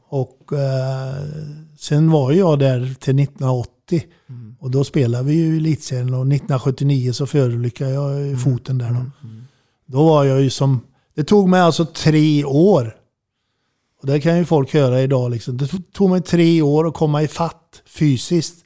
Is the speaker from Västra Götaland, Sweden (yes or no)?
yes; Falköping, Västra Götaland, Sweden; Jag bodde i Falköping då